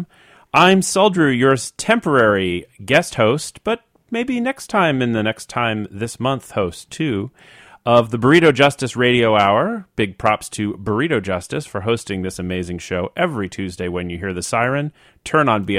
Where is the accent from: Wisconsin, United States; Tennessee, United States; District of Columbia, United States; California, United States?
District of Columbia, United States; Washington; now in San Francisco, United States; I grew up in the Washington, D.C. area